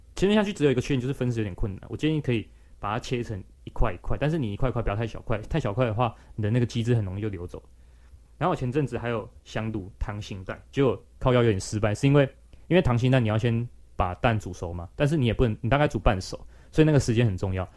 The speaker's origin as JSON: {"language": "Chinese", "region": "Taichung", "country": "Taiwan", "also_born_or_lived": "New Taipei", "moved": "as an adult", "said": "但是我台中人的话，离那边其实不远，而且我们都是海线"}